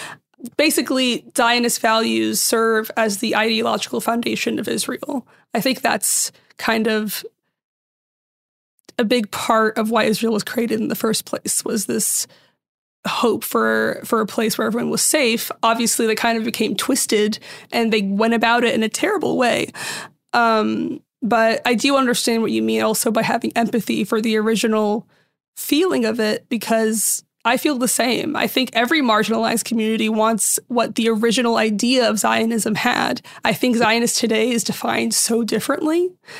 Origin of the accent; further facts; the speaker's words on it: Syria; I'm from Syria, but even in Syria, everyone, like, in most Middle Eastern countries, there was a mix of all these religions and they all got along.